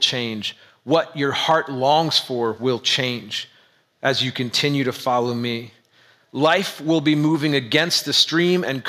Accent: United States; As an American white male in the suburbs

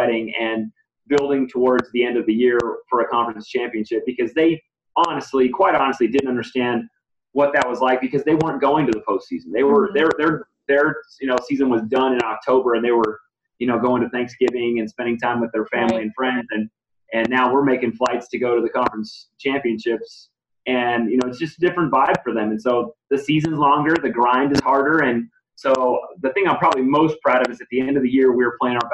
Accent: New Mexico, United States; now in El Paso, United States; I'm from New Mexico from high school

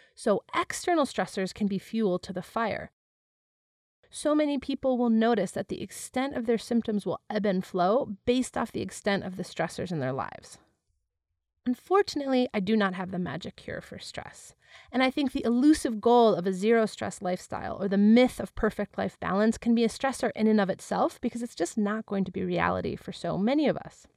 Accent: Wisconsin, United States; I was born and raised in Wisconsin

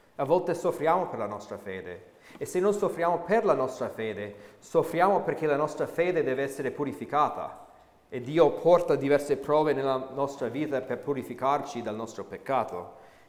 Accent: United States; moved away as an adult; now in Italy; sono cresciuto um, negli Stati Uniti

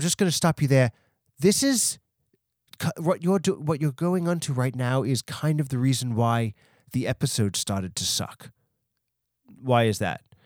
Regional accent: New York, United States; also born or lived in Long Island; I'm from New York, so I was able to go to, like, the Bronx Zoo and the Queen's Zoo

